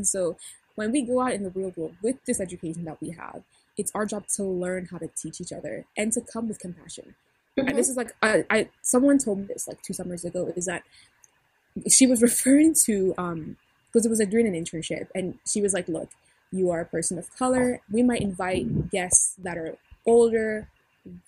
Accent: Cameroon; I'm Cameroonian. I'm from the Bitsi and the Bamun tribes

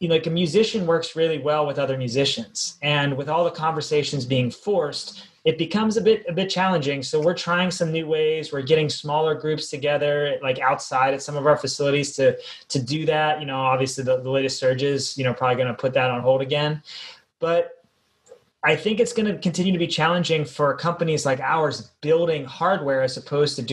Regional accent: Pittsburgh, Pennsylvania, United States; now in Los Angeles, United States; growing up in Pittsburgh

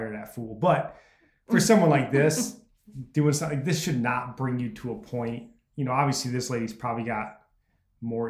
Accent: United States; as an American

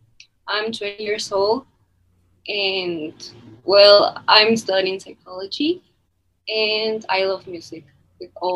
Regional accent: Mexico City, Mexico; English is a second language; I'm from Mexico City. So, if you hear a little accent or something, that's why

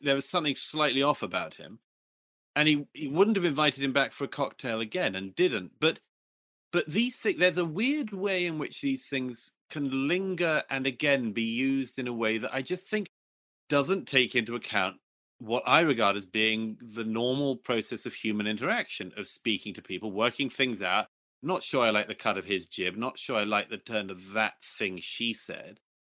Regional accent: United Kingdom; my home country, in particular in Britain

